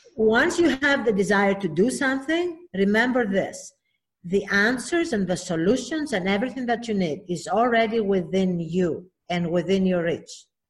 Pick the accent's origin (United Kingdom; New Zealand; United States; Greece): Greece; Athens, Attica; moved away; I'm originally from Athens, Greece